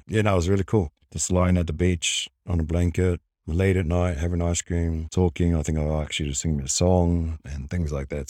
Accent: Wellington, New Zealand; also born or lived in Hamilton; now in Gold Coast, Australia; I was born in Hamilton, raised in Wellington, until I eventually moved over to Australia.

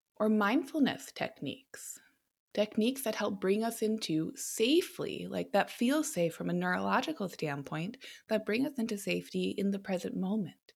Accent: United States

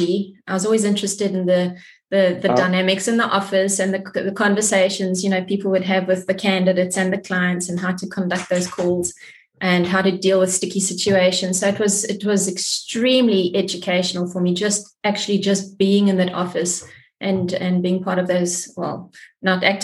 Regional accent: George, Western Cape, South Africa; moved away as an adult; also born or lived in Zimbabwe / Johannesburg, South Africa / United Kingdom; I was actually born in Zimbabwe and left very young. And then we came to South Africa and subsequently moved to George, from Johannesburg to George when I was very young, and I grew up in George

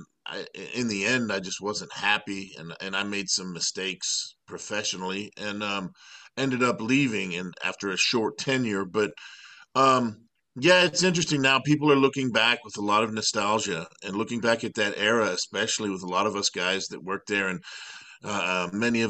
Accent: Miami, Florida, United States; I grew up in Miami, Florida

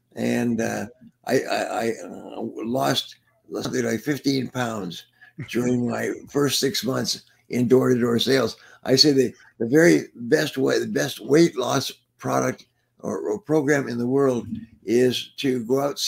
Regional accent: Prince Edward Island, Canada; born there; Well, I was born in Prince Edward Island in Canada during the war.

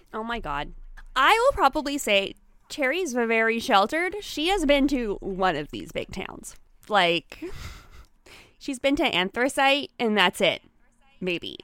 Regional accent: Canada; I'm Canadian

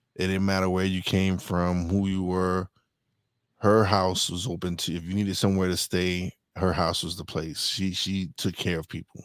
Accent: Brooklyn, New York, United States; I was born in Brooklyn, raised in Brooklyn

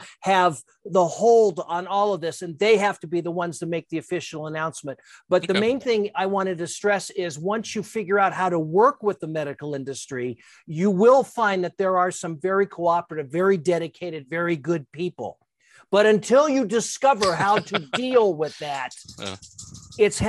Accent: Los Angeles, California, United States; also born or lived in San Francisco, California / Santa Rosa, California; I ended up in L.A. because when I was 4 years old, my father took a better job

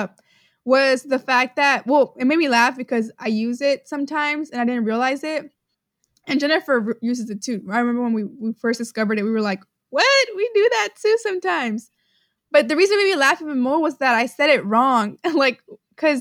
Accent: Houston, Texas, United States; we live in Houston. Like, we're from Houston.

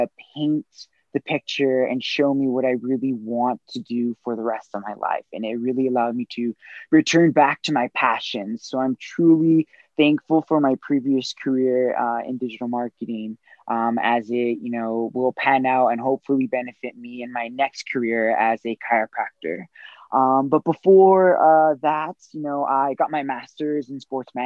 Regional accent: Los Angeles, California, United States; I grew up in Southern California in Los Angeles. I'm born and raised.

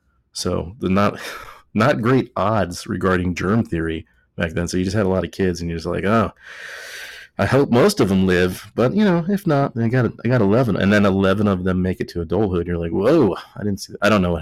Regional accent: Texas, United States; accent: Texas; Four beers deep here with my Texas accent.

